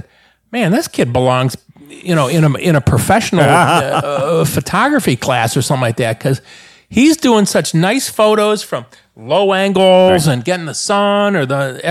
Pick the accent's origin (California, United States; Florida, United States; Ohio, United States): Ohio, United States; Cleveland; I'm from Cleveland, Ohio.